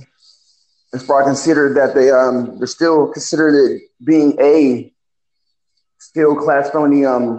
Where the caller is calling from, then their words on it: California, United States; I'm calling from California.